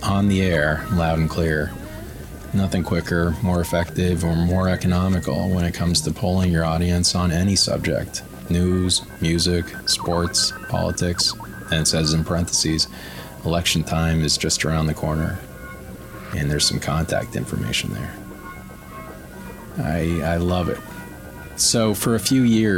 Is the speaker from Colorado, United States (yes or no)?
yes; Aurora, Colorado, United States; I grew up in Denver, Aurora specifically